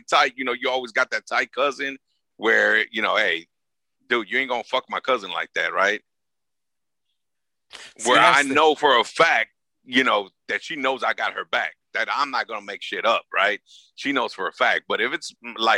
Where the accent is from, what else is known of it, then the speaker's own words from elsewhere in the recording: Los Angeles, California, United States; I'm from South Central LA, man. I'm from the hood